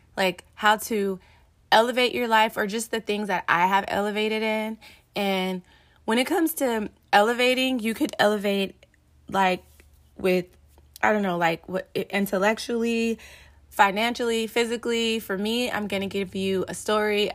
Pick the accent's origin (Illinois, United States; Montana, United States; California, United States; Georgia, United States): California, United States; Los Angeles; growing up in South Central L A and moving around in different neighborhoods